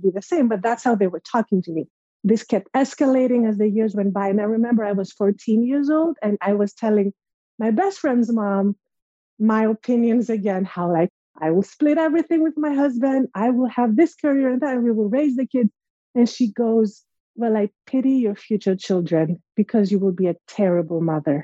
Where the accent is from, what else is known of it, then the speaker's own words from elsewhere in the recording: Greece; moved away as an adult; now in United States; growing up in Greece. So I'm originally from Greece and I moved to the States 10 years ago by myself